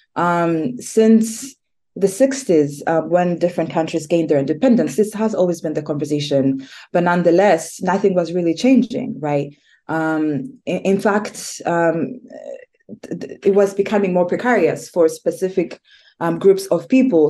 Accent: Rwanda; moved away; I am originally born and raised in Rwanda, but I I live in different spaces.

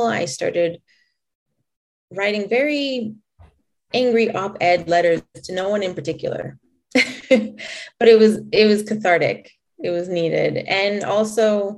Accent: Calgary, Alberta, Canada; also born or lived in Lethbridge / Coaldale; I was born here in Canada, right here in Calgary, born and raised.

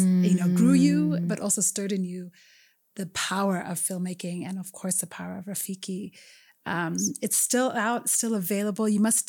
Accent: Ethiopia; even as an Ethiopian, I, you know, I didn't grow up in Kenya, but I grew up in Ethiopian churches

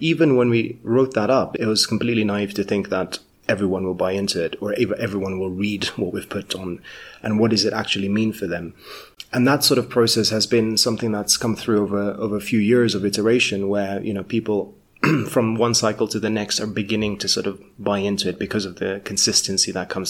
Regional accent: Kenya; also born or lived in United Kingdom; For me, you know, as a Kenyan, I hadn't worked in Kenya professionally, so I'd worked in the UK before.

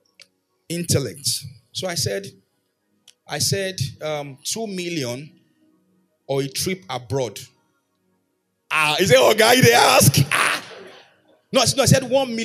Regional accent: Erunwon, Oyo, Nigeria; moved away; in my hometown, Erunwon, it may be

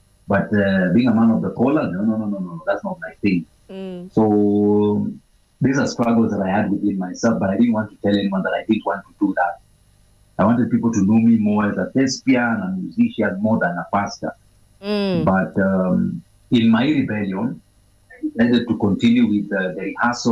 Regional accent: Nairobi, Kenya; Growing up, I was brought up in the Eastlands, part of Nairobi, that is to be precise, Maringo Posta.

